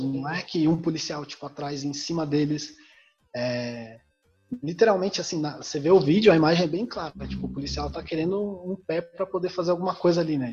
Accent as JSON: {"language": "Portuguese", "town": "Campos do Jordão", "region": "São Paulo", "country": "Brazil", "tie": "born or raised there", "also_born_or_lived": "Curitiba", "moved": "yes", "said": "Eu fui criado em Campos do Jordão"}